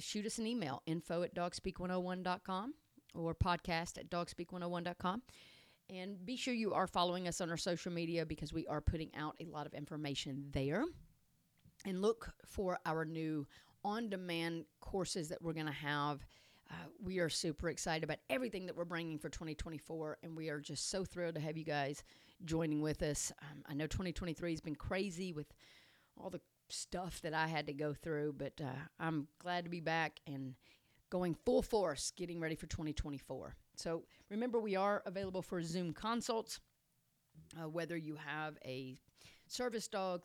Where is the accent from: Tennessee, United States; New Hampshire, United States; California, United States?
Tennessee, United States; I am from Tennessee, naturally. So I'm not sure what kind of accent just came out.